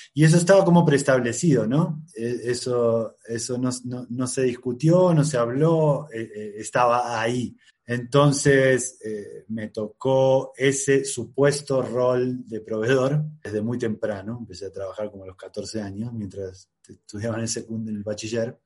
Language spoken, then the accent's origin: Spanish; Rosario, Santa Fe, Argentina; soy de Rosario, Argentina